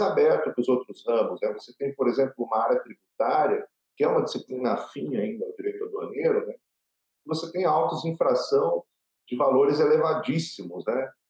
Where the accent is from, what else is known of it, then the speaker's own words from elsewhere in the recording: Paraná, Brazil; eu sou filho de catarinenses, né? porém nasci no Paraná